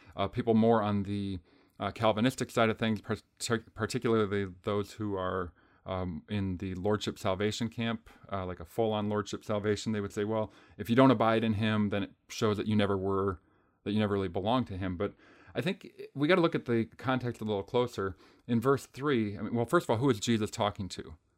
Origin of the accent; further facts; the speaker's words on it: Green Bay, Wisconsin, United States; I'm from Green Bay